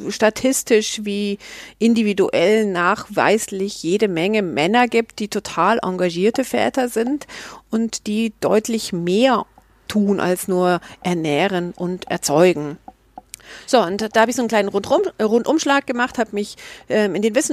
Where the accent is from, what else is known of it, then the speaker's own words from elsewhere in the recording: Munich, Bavaria, Germany; born there; Ich bin 1972 in München geboren und ich lebe auch in München.